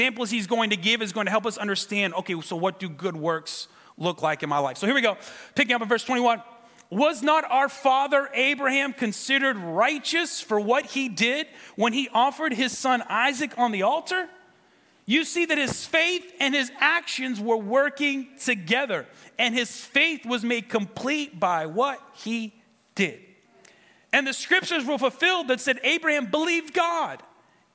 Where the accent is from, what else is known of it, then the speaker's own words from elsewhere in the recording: Ventura, California, United States; We're from Ventura